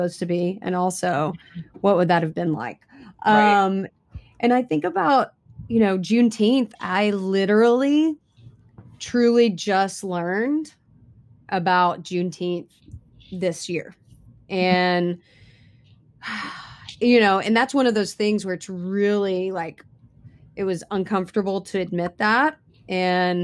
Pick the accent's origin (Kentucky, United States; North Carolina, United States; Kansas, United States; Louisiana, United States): Kentucky, United States; I grew up in a small all white town in Kentucky